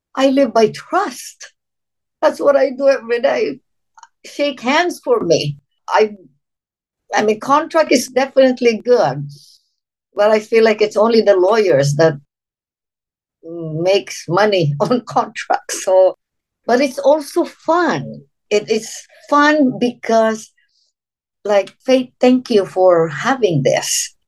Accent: Philippines; moved away as an adult; now in United States; I'm from the Philippines, born and raised. I came to the United States when I was uh, 19 years old.

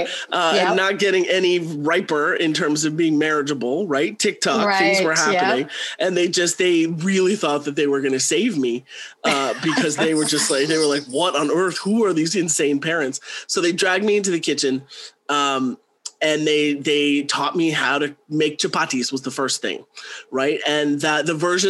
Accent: Canada; also born or lived in South Africa; I was born in South Africa. I moved to Canada when I was 18 months old

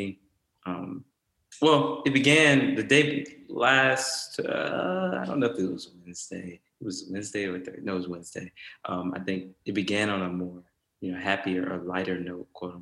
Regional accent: South Carolina, United States; I'm from South Carolina, so we eat soul food

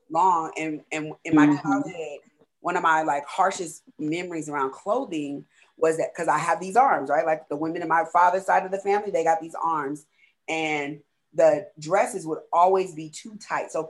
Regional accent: California, United States; I'm from California

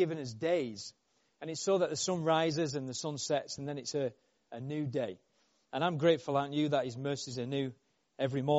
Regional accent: Yorkshire and the Humber, United Kingdom; I'm from Yorkshire

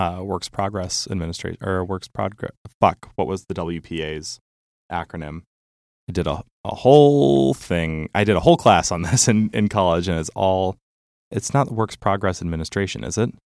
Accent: Geneva, Illinois, United States; also born or lived in Champaign, Illinois; the town that I grew up

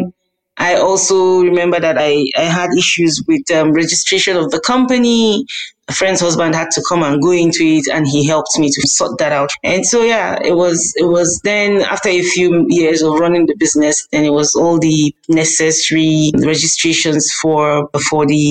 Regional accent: Kaduna, Kaduna State, Nigeria; I was born and brought up in Kaduna

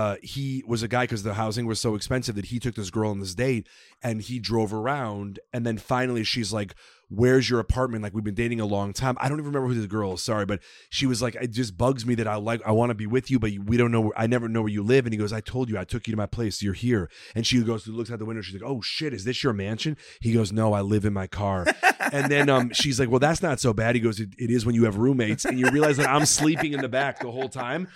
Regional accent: Chicago, Illinois, United States; I grew up in Chicago with a lot of Russians.

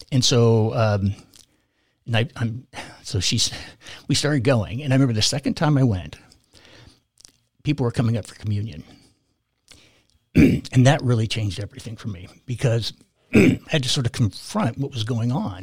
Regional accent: California, United States; I grew up in California, born and raised there

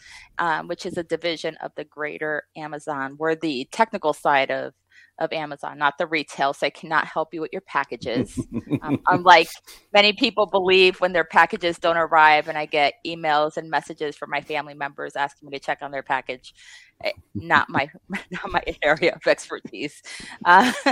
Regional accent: Puerto Rico; now in Las Vegas, United States; I'm from Puerto Rico

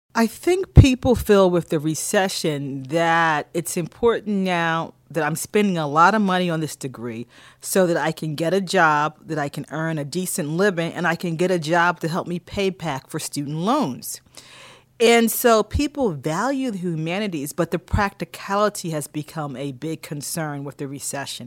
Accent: Philadelphia, Pennsylvania, United States; moved away; also born or lived in Durham, North Carolina / Michigan / Ithaca, New York / Boston, Massachusetts; Growing up in Philadelphia and my mother was a teacher

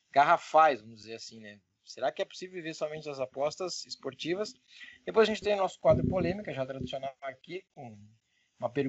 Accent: Portugal; É porque tá, a gente é de Portugal, né, cara?

